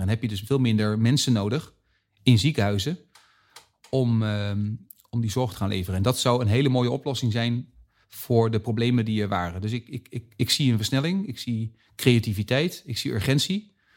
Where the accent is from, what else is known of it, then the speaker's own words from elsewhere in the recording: Zeist, Utrecht, Netherlands; We zitten nu in Utrecht en ik kom uit Zeist. Dus ik zit vlakbij mijn geboorteplaats